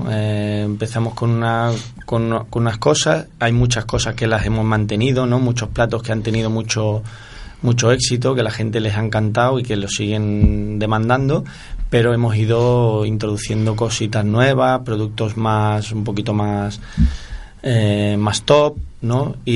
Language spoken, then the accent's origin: Spanish; Barcelona, Catalonia, Spain; moved away as an adult; also born or lived in Granada; now in Seville, Spain; yo soy de Barcelona.